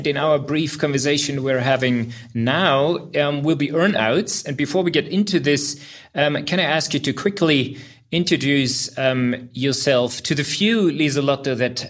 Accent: Berlin, Germany; I'm a tech and data lawyer at Hertling here in Berlin, and I cannot wait to greet everyone here in my hometown.

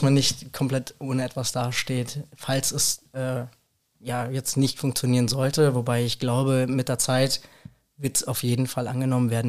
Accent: Rüsselsheim, Hesse, Germany; ich bin in Rüsselsheim groß geworden komplett

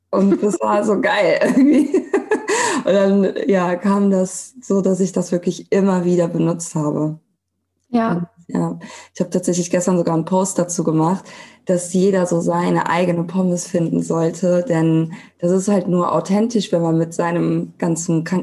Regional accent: Cologne, North Rhine-Westphalia, Germany; genau, ein Name, den man gut aussprechen kann. Und ich komme aus Köln, ich bin 33

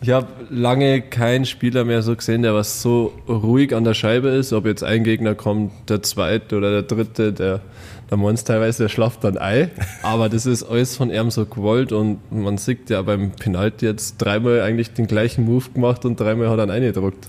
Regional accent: Bad Tölz, Bavaria, Germany; ich komme aus Bad Tölz

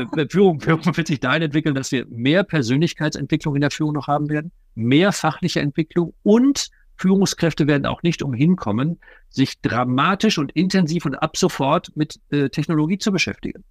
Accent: Ruhr area, North Rhine-Westphalia, Germany; bei uns im Ruhrgebiet

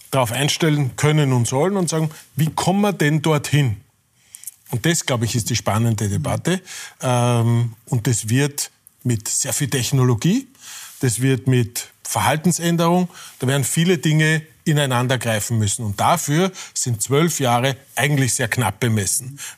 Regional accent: Irdning, Styria, Austria; egal ob in äh, Irtning, meiner Heimatgemeinde, oder in Brüssel

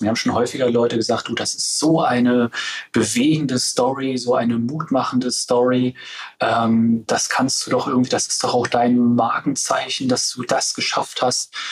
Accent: Stendal, Saxony-Anhalt, Germany; in meiner Heimatregion, in der Altmark, in Stendal

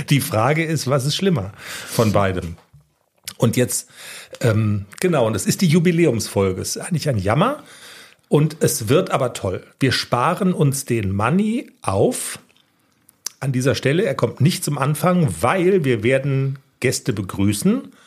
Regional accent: Bavaria, Germany; es könnte sein, dass es mit dem Hochdeutsch so ein bisschen hapert. Ich komme nämlich aus Niederbayern.

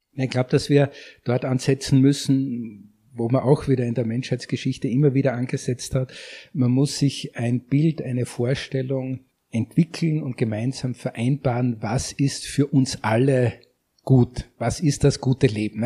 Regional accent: Austria; bei uns in Österreich

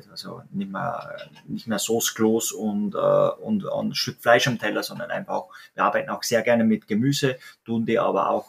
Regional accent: Austria; richtig, wir, wir sind Österreicher und äh, wir sind natürlich auch beide zwei sogenannte Landeier, sage ich mal so.

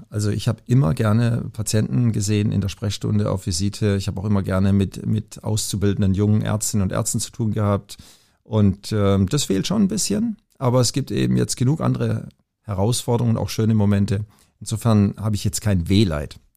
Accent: Southern Germany, Germany; höre ich da einen kleinen Akzent? Ja, ja, genau, ich komme aus Süddeutschland, alles gut.

